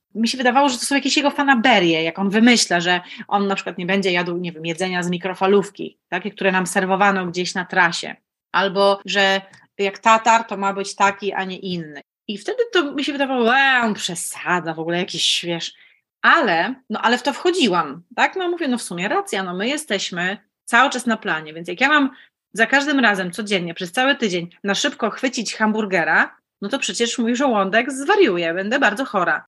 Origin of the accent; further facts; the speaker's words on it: Opole, Opole Voivodeship, Poland; moved away as an adult; also born or lived in Lublin / Olsztyn; jestem Opolanką